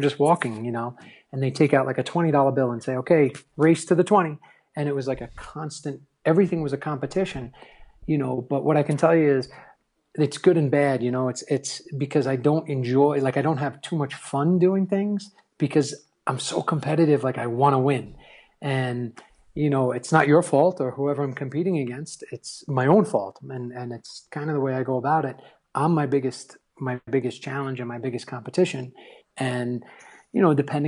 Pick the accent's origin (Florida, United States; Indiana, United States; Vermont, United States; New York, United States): New York, United States; growing up in New York